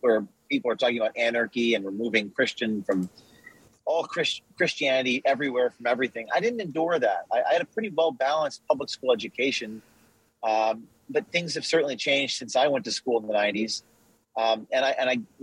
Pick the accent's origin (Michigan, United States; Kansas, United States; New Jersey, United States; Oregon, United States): New Jersey, United States; Westwood; I grew up in northern New Jersey, Bergen County, Westwood, New Jersey, which is just near New York City, suburbs of New York City.